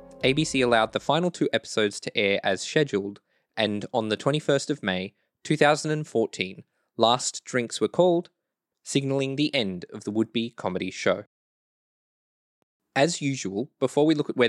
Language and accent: English; Australia; I'm like a nobody from Australia